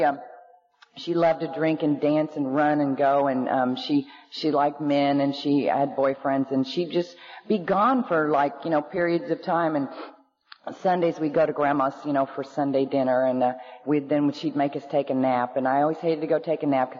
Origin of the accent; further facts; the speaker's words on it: Oklahoma, United States; also born or lived in Norman, Oklahoma; born in Oklahoma to two normal alcoholics